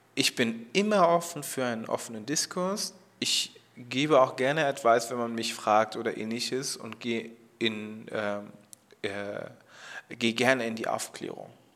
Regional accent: Germany; ich komme aus Deutschland, wurde ich da halt auch als Deutsche so akzeptiert

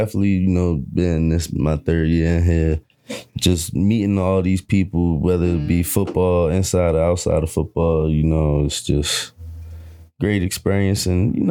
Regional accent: Baltimore, Maryland, United States; moved away as an adult; now in Westminster, United States; I'm from Baltimore, Maryland. You know, big town. A little bit of a culture shock coming here. Westminster from Baltimore.

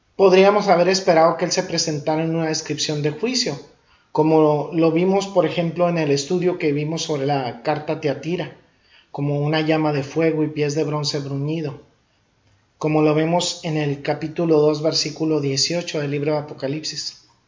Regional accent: Ciudad Juárez, Chihuahua, Mexico; la tierra donde crecí en Ciudad Juárez

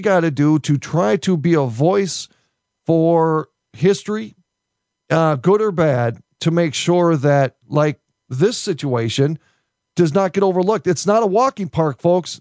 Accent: United States; an American

